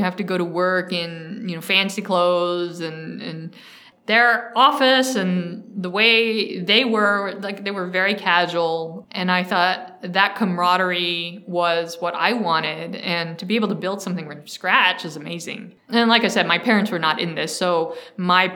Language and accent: English; Mountain View, California, United States; also born or lived in San Francisco; So I grew up here in the Silicon Valley in the 90s. I grew up in Mountain View